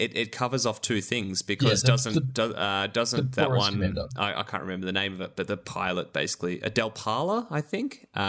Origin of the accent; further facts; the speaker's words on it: Australia; I love that Magda is the name here, being that one of our famous Australians is Magda Shevansky